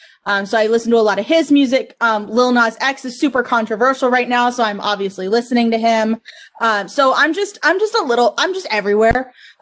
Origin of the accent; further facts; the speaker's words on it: Miami Fort Lauderdale area, South Florida, United States; also born or lived in Lake Nona; So I grew up in South Florida, so the Miami Fort Lauderdale area. So there was a lot of Latin influence.